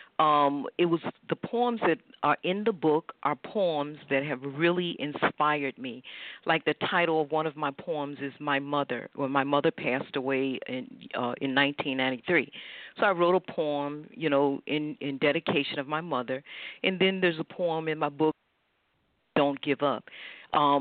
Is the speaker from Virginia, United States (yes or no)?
yes; South Hill, Virginia, United States; moved away as an adult; I was raised in South Hill, you know, at a very young age.